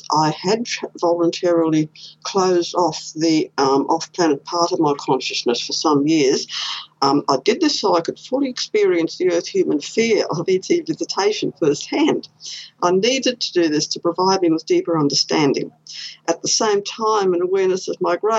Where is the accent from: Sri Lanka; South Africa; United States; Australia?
Australia; Queensland; I was born here in Queensland.